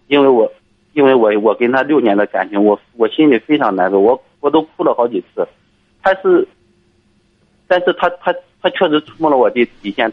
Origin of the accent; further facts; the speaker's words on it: Liaocheng, Shandong, China; moved away as an adult; also born or lived in Inner Mongolia; now in Shaanxi, China; 我老家是山东，山东辽城的，我在，我现在在外地，在陕西这边上班儿。呃，我是在，我是在一家央企的煤矿的工作